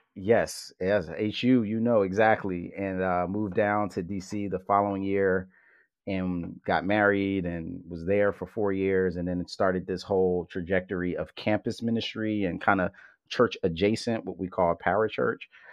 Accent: Philadelphia, Pennsylvania, United States; to grow up as a hip hop head from Philly

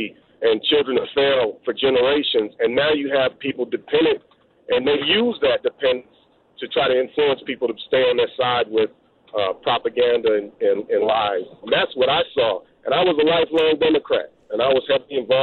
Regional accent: Bay Area, California, United States; I'm from the Bay Area

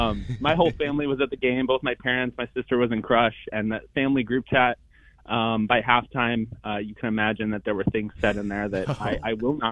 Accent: Illinois, United States; moved away as an adult; now in Massachusetts, United States; I'm from Illinois.

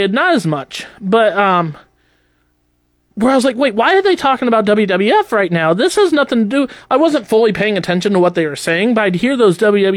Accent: United States; I was born and raised in the United States

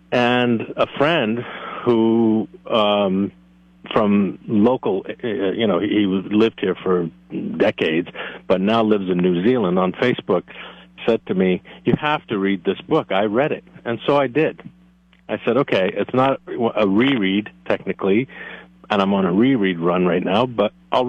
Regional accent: East Coast, United States; I grew up in the East Coast, and my mother lived until her passing in Massachusetts.

